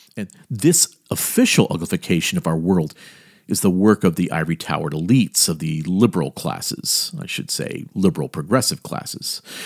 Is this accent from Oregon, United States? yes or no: no; Miami, Florida, United States; also born or lived in Elkton, Maryland; my hometown of Miami, Miami of the late sixties and early seventies